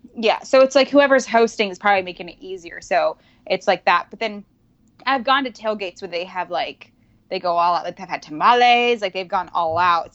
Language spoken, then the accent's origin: English; Reno, Nevada, United States; now in California, United States; I'm from Reno